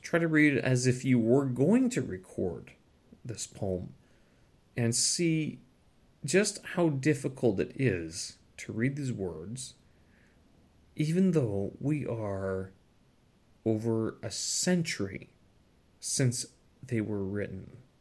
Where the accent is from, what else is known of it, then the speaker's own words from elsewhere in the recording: Canada; moved away as an adult; now in China; as a Canadian, someone who holds the Canadian passport